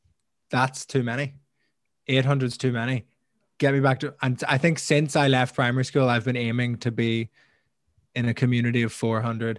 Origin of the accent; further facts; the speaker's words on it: Belfast, Northern Ireland, United Kingdom; moved away as an adult; now in London, United Kingdom; when I left Belfast at 18 years old